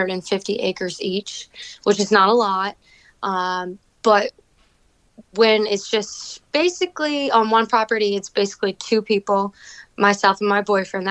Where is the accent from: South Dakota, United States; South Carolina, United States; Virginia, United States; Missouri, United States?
Virginia, United States; Fredericksburg; moved away as an adult; now in Franklin County, Virginia, United States; I was born and raised in Fredericksburg, Virginia